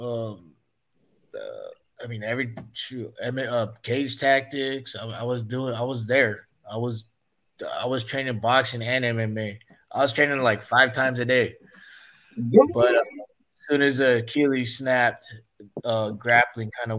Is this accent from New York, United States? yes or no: no; Stockton, California, United States; we're from Stockton